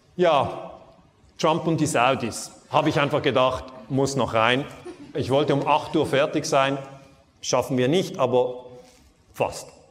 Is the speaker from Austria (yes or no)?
no; Switzerland; ich komme aus der Schweiz